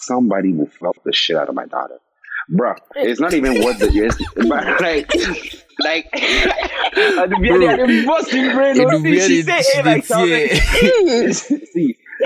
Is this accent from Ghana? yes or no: yes; Ghana; I was raised as a Ghanaian child